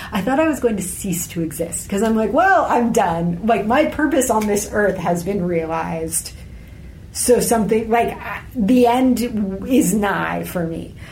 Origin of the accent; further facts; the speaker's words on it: United States; my perspective as American